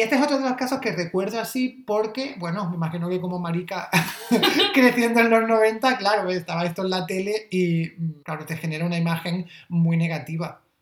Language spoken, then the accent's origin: Spanish; Almería, Andalusia, Spain; en mi pueblo, que es un pueblo de Almería